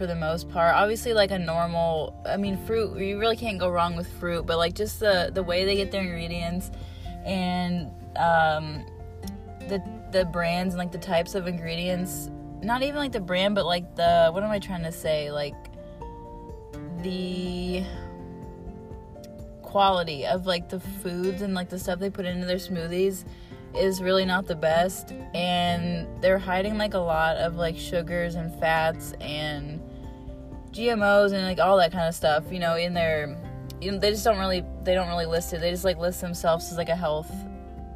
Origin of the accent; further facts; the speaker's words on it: Rootstown, Ohio, United States; my hometown, in Rootstown